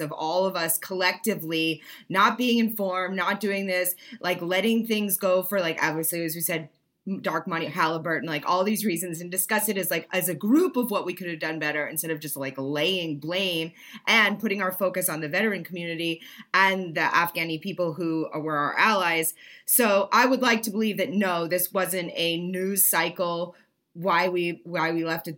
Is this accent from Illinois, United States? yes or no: no; Maine, United States; I'm from Northern Maine